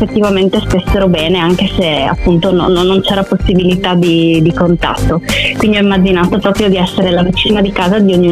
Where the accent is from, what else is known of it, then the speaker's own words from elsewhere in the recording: Friuli-Venezia Giulia, Italy; io sono una musicista, vengo dal Friuli Venezia Giulia e ho iniziato a, ad avvicinarmi alla musica molto piccola